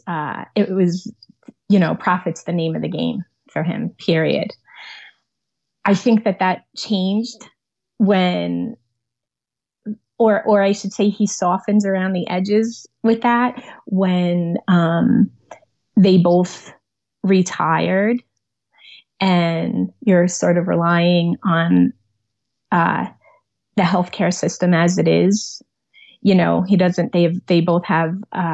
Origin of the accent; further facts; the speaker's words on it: New York City, New York, United States; now in Manasquan, New Jersey, United States; I was born on Staten Island, suburb of New York City